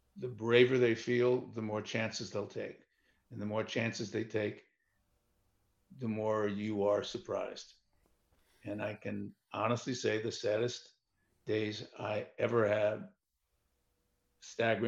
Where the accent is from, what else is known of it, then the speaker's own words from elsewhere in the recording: New York, United States; I was born and raised in New York